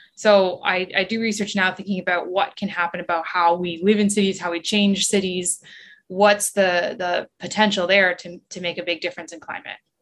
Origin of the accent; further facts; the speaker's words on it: southern Ontario, Canada; I grew up on Lake Ontario. Um, so I've always lived in, in southern Ontario and I grew up in Williams Treaty Territory